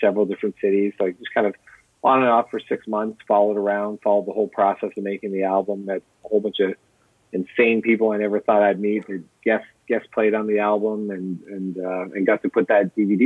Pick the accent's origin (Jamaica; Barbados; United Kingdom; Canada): Canada; Windsor area, Ontario; living on the border with Detroit.